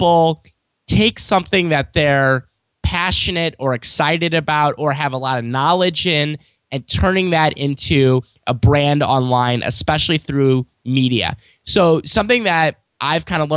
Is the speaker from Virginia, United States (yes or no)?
no; St. Louis, Missouri, United States; born or raised there